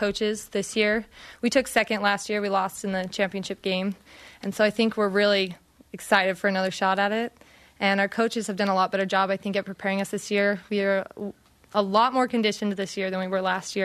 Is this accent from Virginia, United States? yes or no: no; Riverton, Utah, United States; I'm from Riverton, Utah